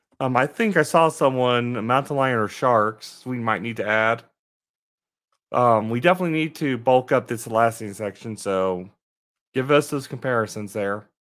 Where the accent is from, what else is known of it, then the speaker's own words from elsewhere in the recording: Colorado, United States; born there; now in Atlanta, United States; I was born really in Colorado. I know what mountains are.